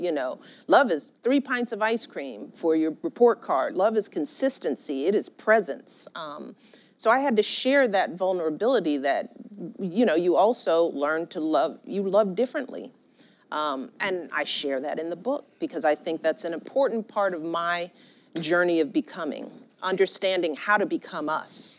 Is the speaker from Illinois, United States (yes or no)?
yes; Chicago, Illinois, United States; I grew up in Chicago, rough and tumble politics